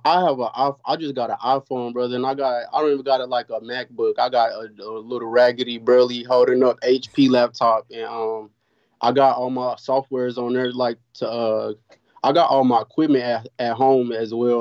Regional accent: Oklahoma City, Oklahoma, United States; I'm from Oklahoma City

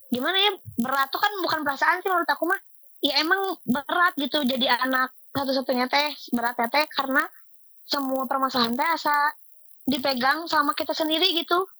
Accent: Cimahi, West Java, Indonesia; also born or lived in Kopo; Aku lahir di Cimahi, tinggal di Kopo, rumah di Cibide.

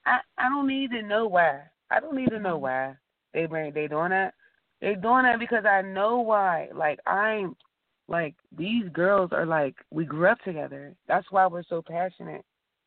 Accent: Pittsburgh, Pennsylvania, United States; I'm from Pittsburgh.

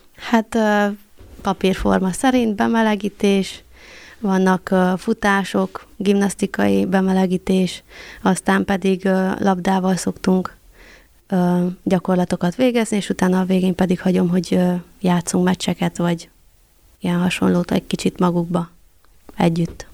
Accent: Săcueni, Bihor County, Romania; also born or lived in Cluj-Napoca, Romania / Borș, Romania; Székelyhídra jönnék haza

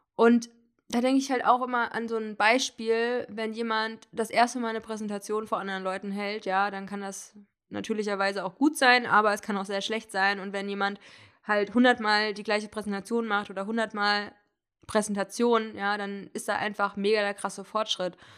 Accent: Hesse, Germany; moved away; die Fahrt nach Hessen äh, in meine Heimatstadt

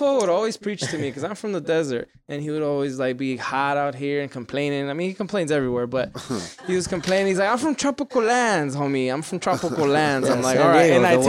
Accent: Hawaii, United States; You're from Tennessee? We're from Hawaii, right? Yeah. But like, it's been Tennessee for a minute.

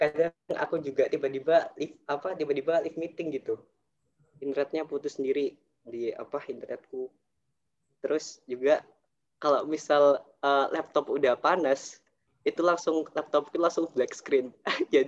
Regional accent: Surabaya, East Java, Indonesia; kuliah ke perantauan ke UB kan aku dari Surabaya kalau ke Malang itu kan juga uh, memperhitungkan biaya kos

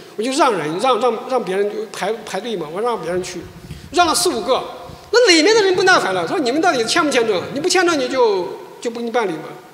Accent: China; moved away as an adult; also born or lived in South Korea; 我是中国人呀，大中国

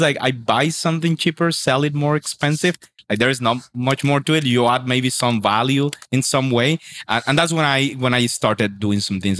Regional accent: Sincelejo, Sucre, Colombia; moved away as an adult; also born or lived in Medellin; the school in my hometown in Cincelejo

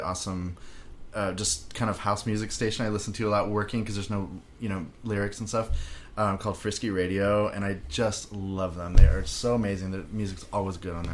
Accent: California, United States; growing up in California

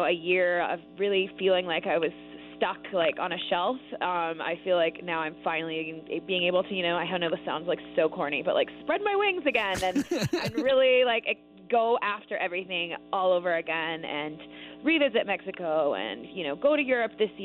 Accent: Canada; moved away as an adult; I'm Canadian

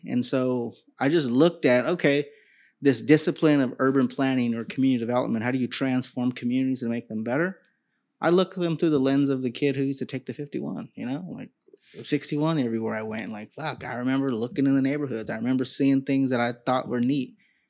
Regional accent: Sacramento, California, United States; And as a young kid growing up in Sacramento, my mom was single. My dad really wasn't around. And so I'm that stereotypical product Chicano kid from Sacramento

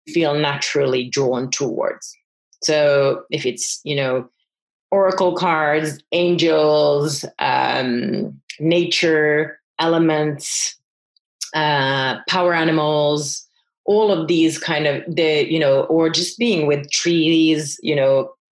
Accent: France; moved away as an adult; also born or lived in Finland; I grew up in France. I'm Finnish originally, grew up in France, and then I came to Finland

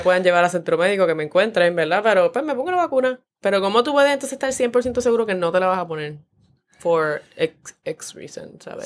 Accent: Mayagüez, Puerto Rico; yo soy de Mayagüez

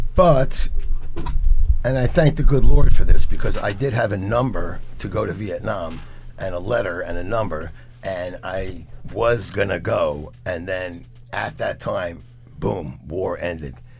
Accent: New York City, New York, United States; also born or lived in Lower East Side; I grew up in the Bronx in the 60s and 70s, Lower East Side

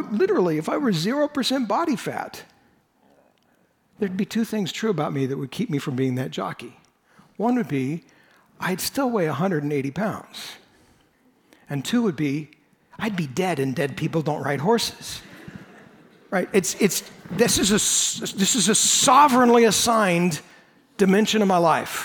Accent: United States; I was born in the United States

